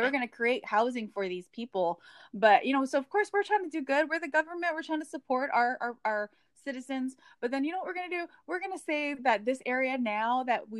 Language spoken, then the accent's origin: English; Hawaii, United States; I grew up in Hawaii